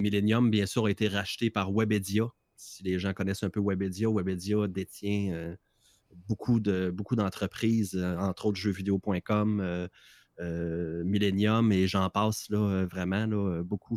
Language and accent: French; Quebec, Canada